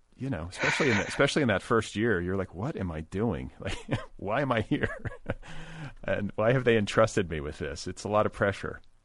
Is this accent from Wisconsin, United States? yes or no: yes; Milwaukee, Wisconsin, United States; I was raised in Milwaukee